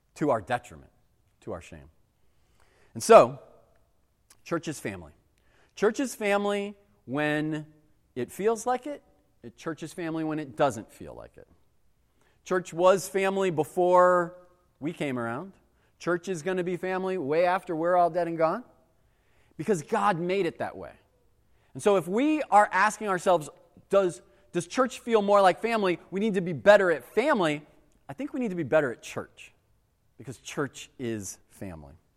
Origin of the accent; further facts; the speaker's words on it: United States; we as American Christians